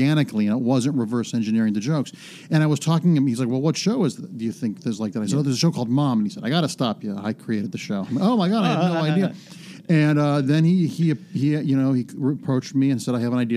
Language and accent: English; Mentor, Ohio, United States; moved away; I grew up in a smallish town called Mentor, a suburb about half an hour, 40 minutes east of Cleveland, right on Lake Erie.